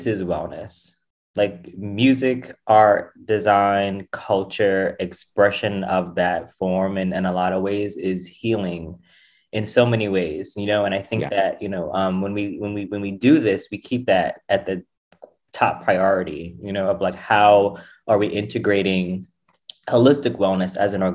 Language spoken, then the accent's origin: English; New York City, New York, United States; I'm born and raised in the Bronx